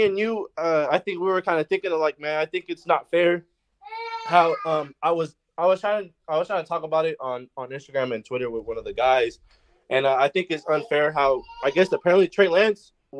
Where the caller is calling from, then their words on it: Hayward, California, United States; I'm calling from Hayward.